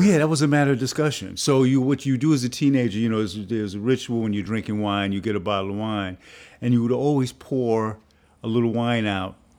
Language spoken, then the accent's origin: English; New York City, New York, United States; this good working class kid growing up in the Bronx in a poor but working class community